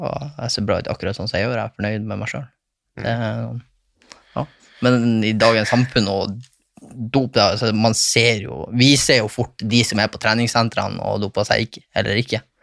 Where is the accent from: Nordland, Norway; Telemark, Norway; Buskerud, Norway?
Nordland, Norway; Bodø; ei ekstramor i Bodø. ja. der jeg kommer fra